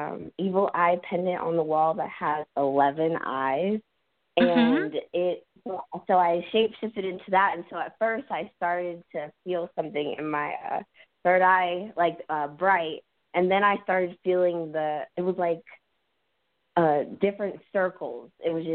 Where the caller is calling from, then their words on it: South Carolina, United States; I am in South Carolina.